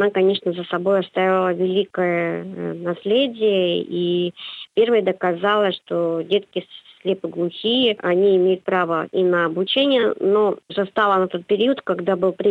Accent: Saint Petersburg, Russia; born there; Это свидетельство того, что я родилась в городе-герой Ленинград тогда еще Ленинград

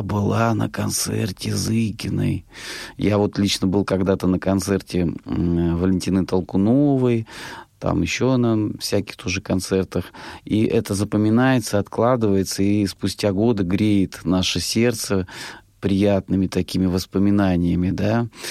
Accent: Rostov Oblast, Russia; я сам из Ростовской области

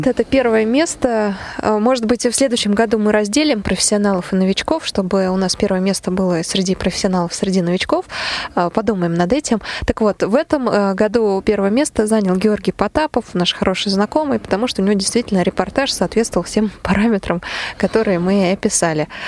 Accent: Voronezh, Voronezh Oblast, Russia; Я приехала из Воронежа.

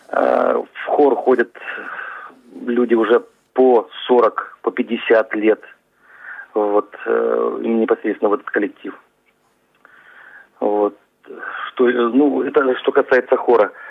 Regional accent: Adygea, Russia; я родился здесь, в Адыгее. У меня отец белорус, мать казачка, э, кубанская казачка. У меня такая смесь, она не очень-то гремучая, но она э, позволяет мне относиться и к этим, и к тем.

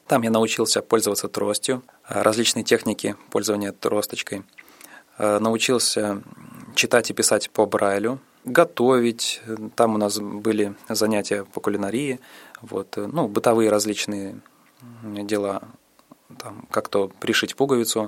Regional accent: Saransk, Mordovia, Russia; also born or lived in Okha, Sakhalin; С тех пор мы с мамой переехали в Мордовию, город Саранск. Там я и пошел в школу

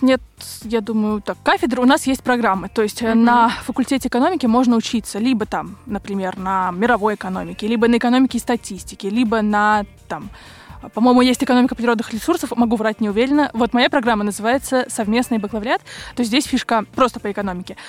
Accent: Moscow, Russia; я из Москвы

